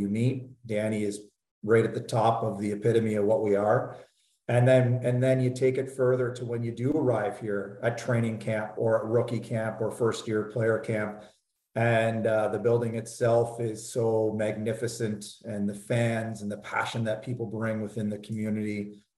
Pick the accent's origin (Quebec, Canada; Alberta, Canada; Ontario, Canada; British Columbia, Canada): Ontario, Canada; Sarnia; I grew up in Sarnia